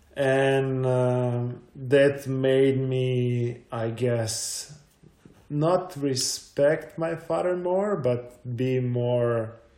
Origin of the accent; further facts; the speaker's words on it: Croatia; also born or lived in Zagreb; I was born in 1985, so it was still Yugoslavia